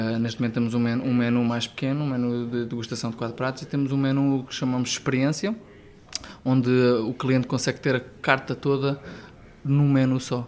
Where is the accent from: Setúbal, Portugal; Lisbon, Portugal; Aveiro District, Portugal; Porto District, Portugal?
Lisbon, Portugal; Ribamar; eu nasci em Ribamar da Lourinha, portanto, a, a um, é um quilómetro do mar